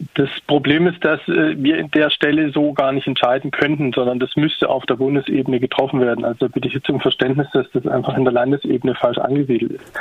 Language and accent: German; Tübingen, Baden-Württemberg, Germany; ich komme selbst aus Tübingen